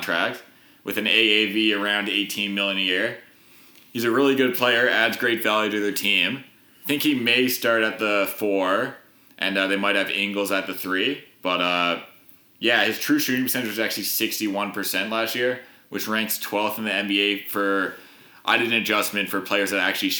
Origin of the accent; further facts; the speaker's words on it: Canada; we're from Canada